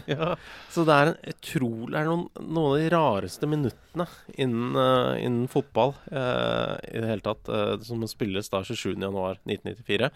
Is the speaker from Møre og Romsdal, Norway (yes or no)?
yes; Molde, Møre og Romsdal, Norway; jeg er født i Molde